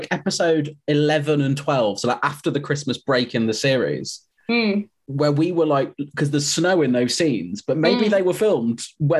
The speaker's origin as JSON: {"language": "English", "region": "Midlands", "country": "United Kingdom", "said": "I'm from the Midlands and I don't know much about northern geography."}